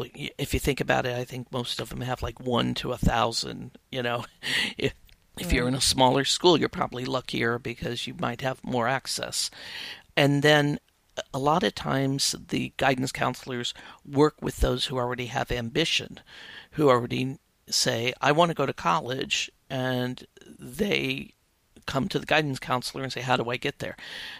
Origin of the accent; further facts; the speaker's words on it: Midwest, United States; I grew up in the Midwest, very working class family, six kids in the family.